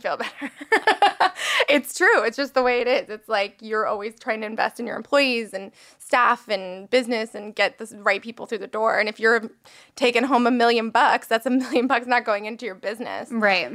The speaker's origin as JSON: {"language": "English", "town": "West Palm Beach", "region": "Florida", "country": "United States", "tie": "born or raised there", "moved": "yes", "lives_now": "Los Angeles, United States", "said": "I moved to West Palm Beach, which is where my hometown is"}